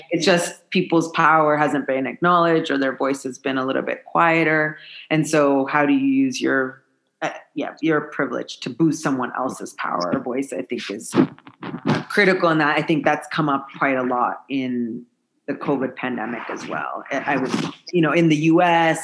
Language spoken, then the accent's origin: English; United States; moved away as an adult; now in Malawi; being an American woman